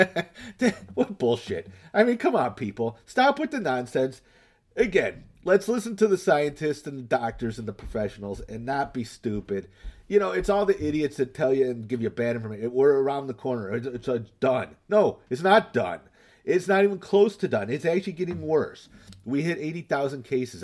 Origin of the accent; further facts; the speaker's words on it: Northville, United States; my hometown, um, Northville